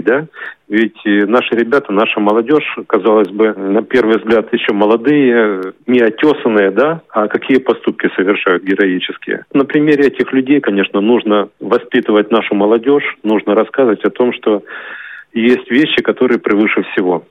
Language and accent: Russian; Ukraine; moved away as an adult; now in Kaliningrad Oblast, Russia; Я родился в Украине, в маленьком городке в 1962 году. Окончил школу, поступил после школы в военное училище